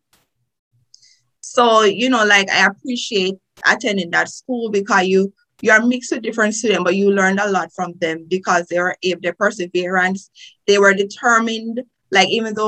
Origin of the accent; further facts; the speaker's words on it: Trelawny, Jamaica; accent: Jamaican; moved away as an adult; now in United States; as you can hear from my accent, I am a Jamaican, born in Jamaica. I went to primary school in Jamaica, high school in Jamaica. I'm from a beautiful parish. You could say the best parish, Trelawney